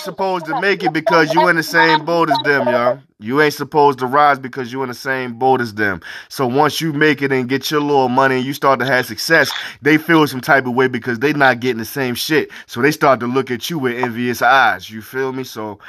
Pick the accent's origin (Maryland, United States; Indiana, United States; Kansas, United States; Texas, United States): Maryland, United States; Baltimore; moved away; Why you think I got the fuck out of Baltimore? Like, yo, I can't stay in Baltimore.